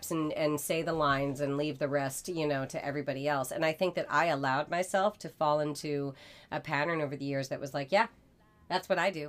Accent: Masconomet, Massachusetts, United States; both graduated from Masco.

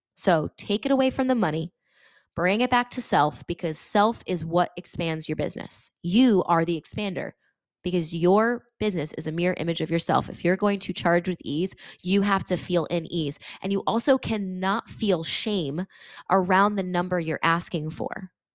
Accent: Connecticut, United States; I'm from Connecticut

